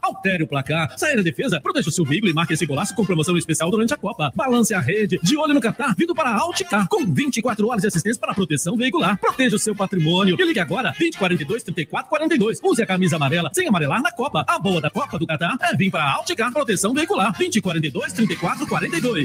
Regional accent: Volta Redonda, Rio de Janeiro, Brazil; eu, no interior, na minha cidade, que é Volta Redonda

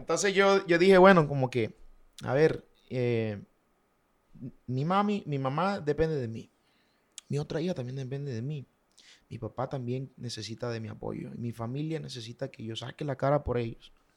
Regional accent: Valledupar, Cesar, Colombia; also born or lived in Bucaramanga; nací en Bucaramanga, eh, me crié en Valledupar

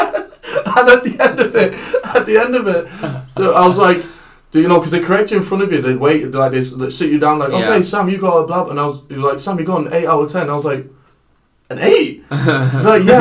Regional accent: Ireland; so I come from Ireland.

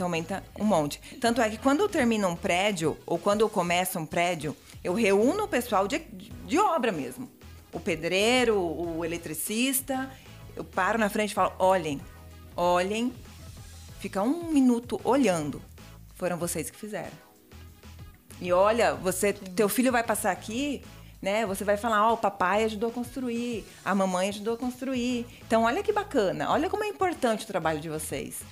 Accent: Mato Grosso do Sul, Brazil; moved away as an adult; now in Chapecó, Brazil; E eu vim do Mato Grosso do Sul, sou pantaneira.

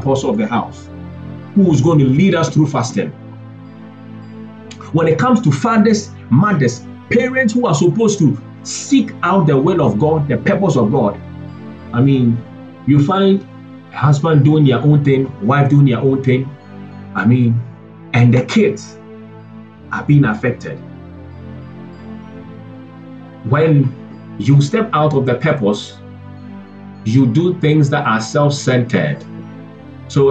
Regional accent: Ghana

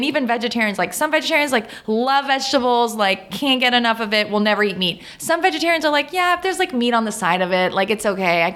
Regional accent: Canada; I'm French Canadian

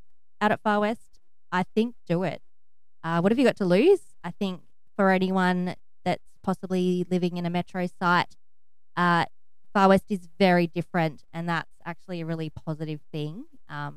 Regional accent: Broken Hill, New South Wales, Australia; So I was born and bred in Broken Hill

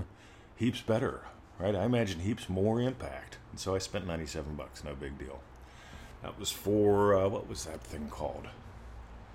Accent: United States; moved away as an adult; now in Australia; I'm in Australia. I'm an American defector. I moved here, became a citizen here

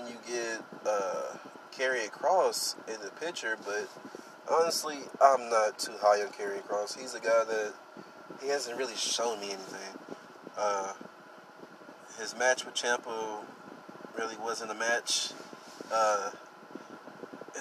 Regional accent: Texas, United States; I'm from Texas

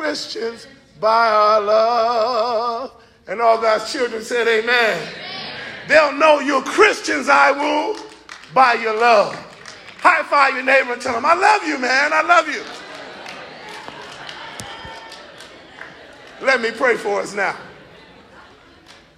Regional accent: Los Angeles, California, United States; I'm from Watts, California

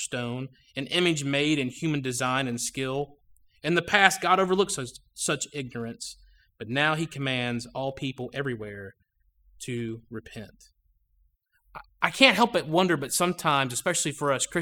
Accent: Georgia, United States; I was growing up in Georgia, and anybody related to me lives either in Ohio or Pennsylvania

